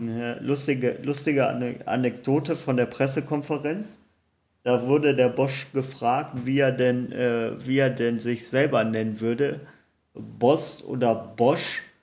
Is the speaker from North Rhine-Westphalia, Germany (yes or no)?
yes; Cologne, North Rhine-Westphalia, Germany; moved away; zu meiner alten Heimat, ich sag Kölsch